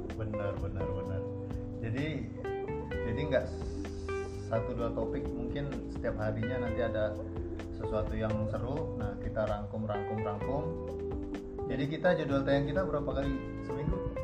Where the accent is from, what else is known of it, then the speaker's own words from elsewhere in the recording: Jakarta, Indonesia; gue asli Jakarta